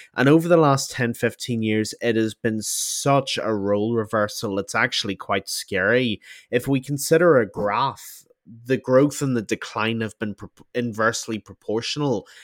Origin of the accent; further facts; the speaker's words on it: Ireland; being Irish